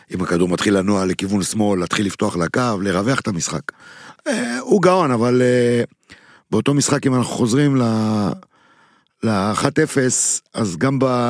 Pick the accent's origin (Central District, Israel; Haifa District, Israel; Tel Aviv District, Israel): Central District, Israel; Netanya; בעיר שאני גדלתי בה בנתניה